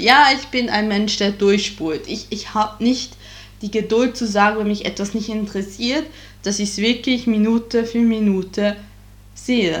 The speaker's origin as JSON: {"language": "German", "region": "Bern", "country": "Switzerland", "tie": "born or raised there", "moved": "yes", "lives_now": "Germany", "said": "meinen alten Heimatkanton rausgesucht und das ist der Kanton Bern"}